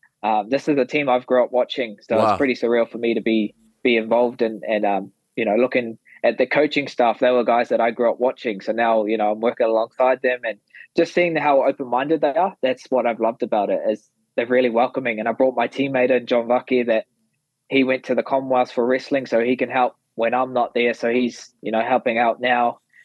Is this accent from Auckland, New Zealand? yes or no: no; Napier, Hawke's Bay, New Zealand; going back into my hometown, back onto Amarai down in Napier